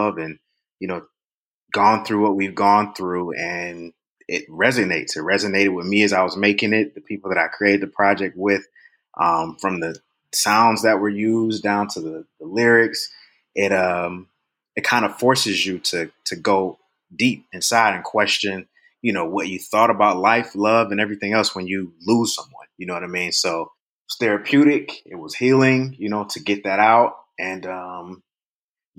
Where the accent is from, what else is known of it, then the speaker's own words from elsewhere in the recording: Cleveland, Ohio, United States; Born and raised in Cleveland, Ohio.